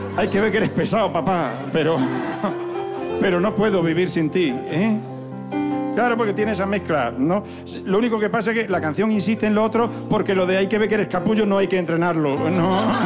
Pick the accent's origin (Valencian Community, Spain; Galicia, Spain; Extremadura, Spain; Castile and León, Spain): Extremadura, Spain; Zafra; born or raised there